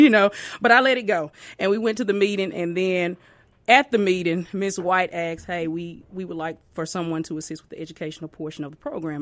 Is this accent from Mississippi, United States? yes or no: yes; Tupelo, Mississippi, United States; now in Pearl, United States; I'm from Tupelo, Mississippi